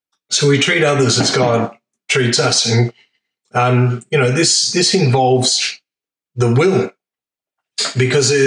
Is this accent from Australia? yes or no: yes; Australia; I'm the fifth generation born in Australia